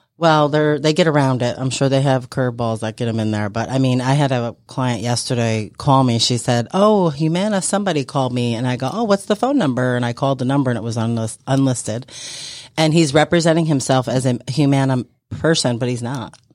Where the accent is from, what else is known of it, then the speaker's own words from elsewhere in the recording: New York, United States; moved away as an adult; now in Georgia, United States; I am from New York